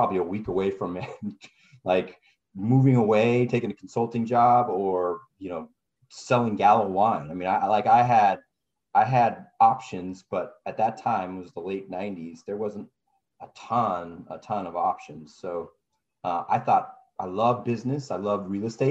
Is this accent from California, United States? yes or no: yes; California, United States; I'm from California